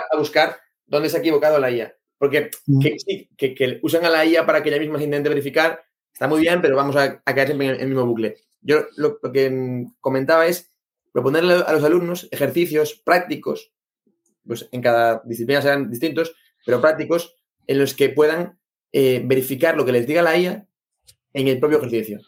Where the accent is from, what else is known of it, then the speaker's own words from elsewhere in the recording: Galicia, Spain; moved away; aquí en Galicia, bueno, aquí no, yo vengo de Galicia